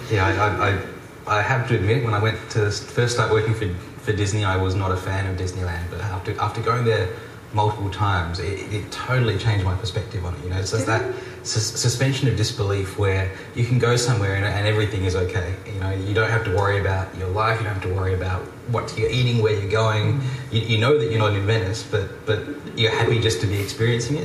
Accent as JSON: {"language": "English", "country": "Australia", "also_born_or_lived": "Japan", "moved": "yes", "said": "one Australian being myself"}